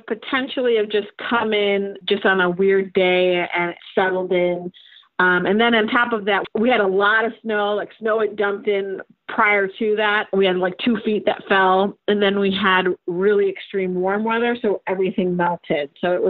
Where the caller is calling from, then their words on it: Rochester, New York, United States; Rochester, New York.